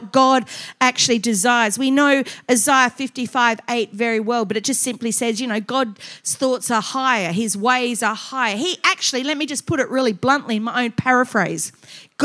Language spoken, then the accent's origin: English; Adelaide, South Australia, Australia; moved away as an adult; also born or lived in Queensland; I was from Adelaide. We were a bit prim and proper there.